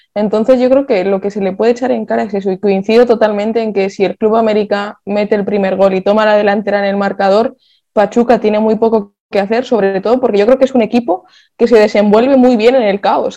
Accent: Vitoria-Gasteiz, Basque Country, Spain; yo soy de Vitoria

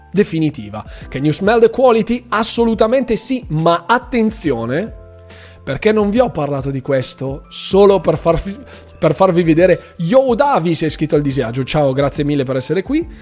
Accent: Friuli-Venezia Giulia, Italy; io che sono friulano

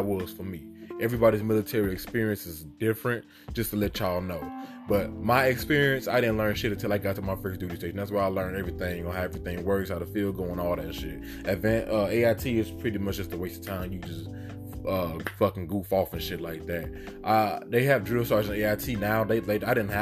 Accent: Chicago, Illinois, United States; moved away as an adult; I'm originally from Chicago

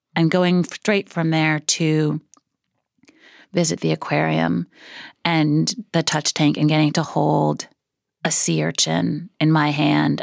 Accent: New York City, New York, United States; I grew up in Brooklyn, a few blocks from where we're sitting now

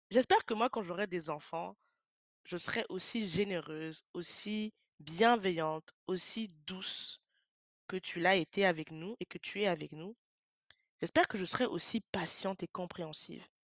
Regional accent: France; je suis une femme noire d'origine camerounaise. J'ai vécu toute ma vie en France. Je suis née, j'ai grandi en France

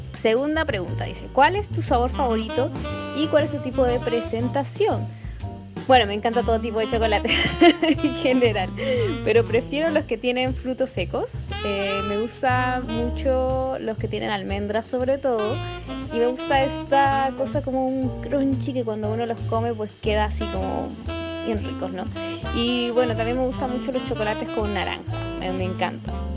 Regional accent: Peru; now in Chile; soy peruana

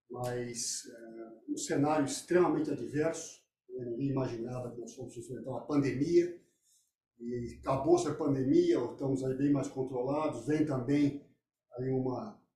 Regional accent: Brazil; eu, como brasileiro

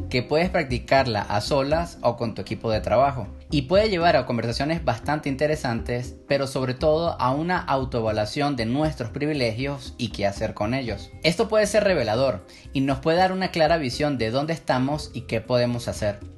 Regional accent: Venezuela; Yo nací y crecí en Venezuela, si buscan en Google noticias sobre mi país, verán que Venezuela no ha estado en la mejor situación sociopolítica desde hace muchos años.

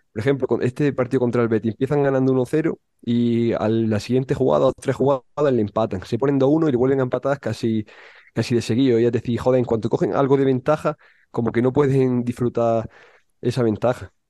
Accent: Andalusia, Spain; yo como andaluz que soy

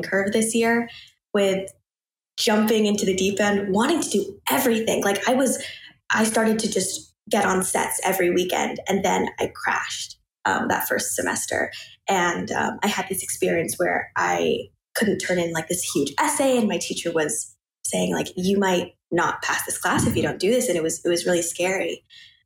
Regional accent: Portland, Oregon, United States; moved away as an adult; also born or lived in New York; I'm from Portland, Oregon. So West Coast

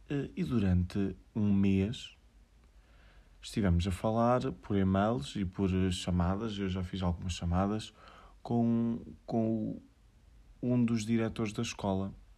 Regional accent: Aveiro, Centro, Portugal; sou de Aveiro

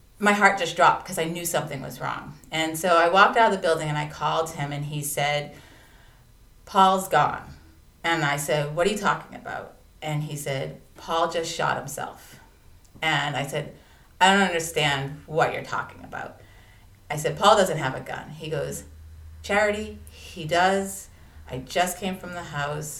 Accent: Massachusetts, United States; accent: wicked Boston; now in Boston, United States; I am from Massachusetts

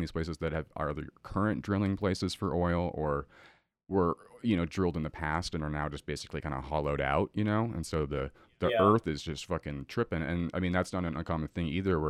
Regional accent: Boulder Creek, California, United States; my hometown of Boulder Creek in Santa Cruz

